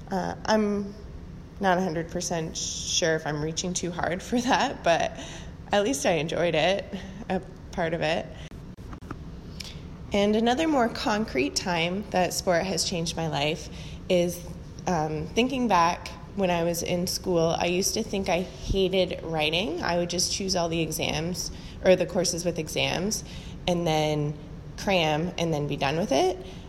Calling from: Hamilton, Ontario, Canada; I'm calling from Hamilton, Ontario

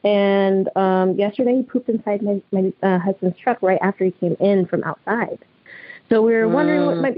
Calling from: Vaughn, Washington, United States; I'm calling in from Vaughan, Washington.

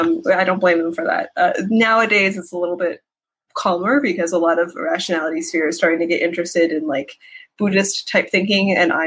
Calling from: San Francisco, California, United States; Yeah. In San Francisco area.

